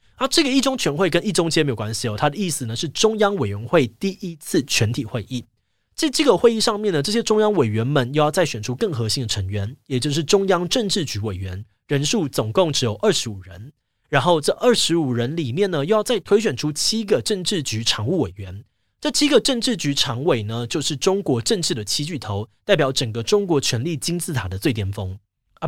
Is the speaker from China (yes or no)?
no; Taiwan; 我们身为台湾人